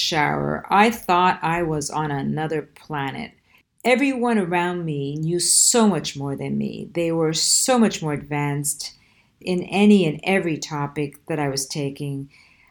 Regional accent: Quebec, Canada; first language Italian; English is a second language; I grew up in a French neighborhood, so French was my second language.

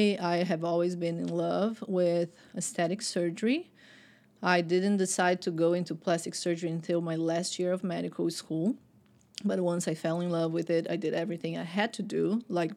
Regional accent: Brazil; English is a second language; moved away as an adult; now in Atlanta, United States; I grew up in Brazil

